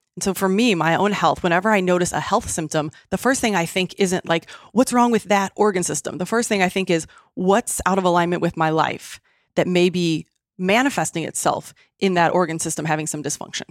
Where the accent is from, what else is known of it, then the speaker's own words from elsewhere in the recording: Midwest, United States; now in San Diego, United States; I grew up in the Midwest